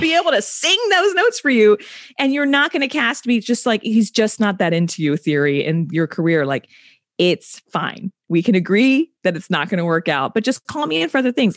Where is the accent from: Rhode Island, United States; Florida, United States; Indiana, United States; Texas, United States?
Texas, United States; South; moved away; I'm from Bordertown, South Texas